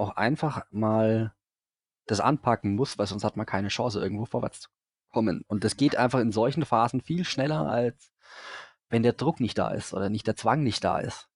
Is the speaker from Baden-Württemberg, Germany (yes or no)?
no; Franconia, Bavaria, Germany; Ich bin Franke